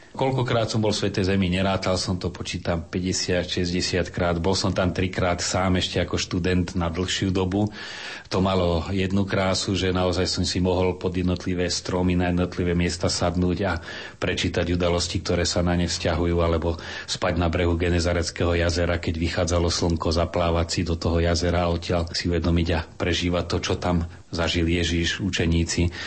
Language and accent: Slovak; Slovakia; my sme Slováci